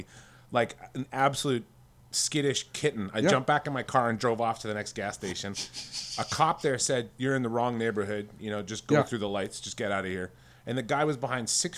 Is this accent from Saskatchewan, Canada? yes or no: yes; Regina, Saskatchewan, Canada; moved away as an adult; also born or lived in Ottawa, Canada / Calgary, Canada; now in Las Vegas, United States; I'm Canadian. I'm from the middle of nowhere, Saskatchewan.